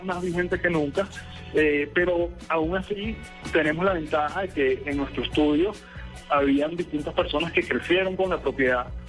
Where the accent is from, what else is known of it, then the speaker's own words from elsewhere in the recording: Caracas, Capital District, Venezuela; moved away as an adult; now in Colombia; Yo soy de, Caracas, soy venezolano, pero tengo ya cuatro años aquí en, Colombia.